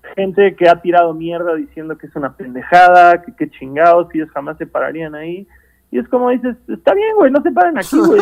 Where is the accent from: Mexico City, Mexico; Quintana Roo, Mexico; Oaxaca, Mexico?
Quintana Roo, Mexico; Cancún; moved away; yo vengo de una ciudad chica, yo vengo de Cancún